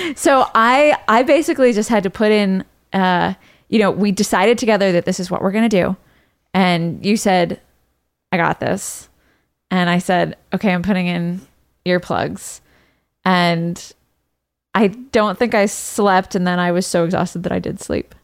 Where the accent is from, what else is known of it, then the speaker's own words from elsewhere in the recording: London, United Kingdom; moved away; I grew up in London, uh, or I, I went to high school in London